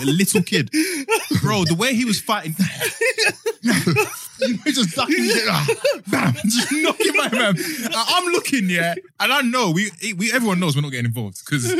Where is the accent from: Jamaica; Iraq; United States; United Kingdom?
United Kingdom; London; I'm from Bermondsey originally.